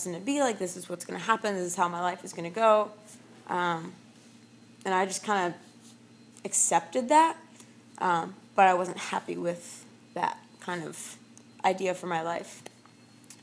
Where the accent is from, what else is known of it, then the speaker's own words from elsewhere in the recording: Blue Bell, Pennsylvania, United States; I grew up in Bluebell, Pennsylvania. Lived there my whole life